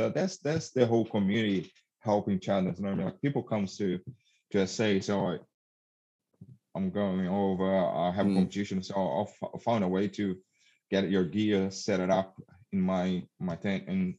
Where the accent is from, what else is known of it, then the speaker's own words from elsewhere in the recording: South Australia, Australia; and I'm from South Australia, so it took me a while to actually go across borders and compete in in Sydney